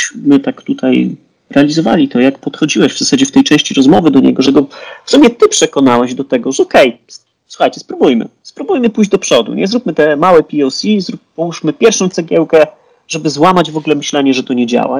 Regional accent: Poland; Jesteśmy Polakami

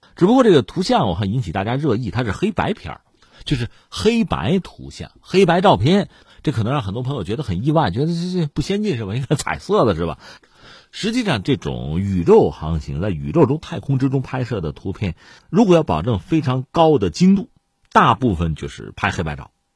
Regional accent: China; 作为中国人

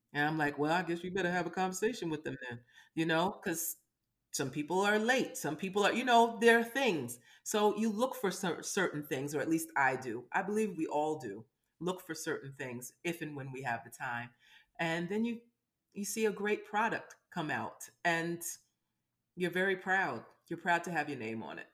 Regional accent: New York City, New York, United States; I'm from Brooklyn

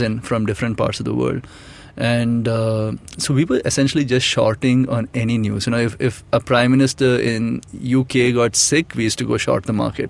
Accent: Bangalore, Karnataka, India; I'm from Bangalore, mm. and uh, so the area I was staying in was you know was full of Marwadis

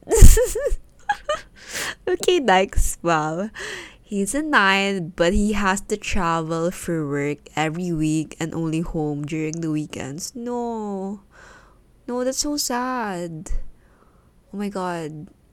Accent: Philippines; English is a second language; English, because it's not my first language

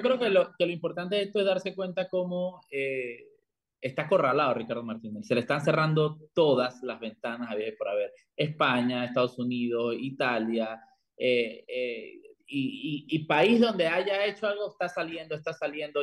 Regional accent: La Chorrera, Panamá Oeste, Panama; moved away; una calle allá en Chorrera, en mi tierra

